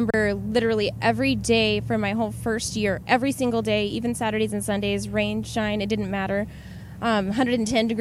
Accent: Tucson, Arizona, United States; It's my hometown

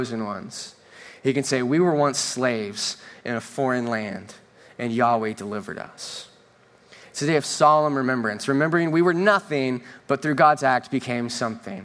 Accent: Northern California, United States; first language English; now in Southern California, United States; I'm from Northern California, the land of fresh air and clean water

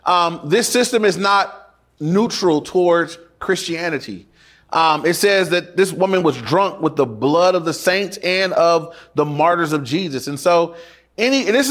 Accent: Inglewood, California, United States; When I went to my dad's house for the weekend, that was in Inglewood too

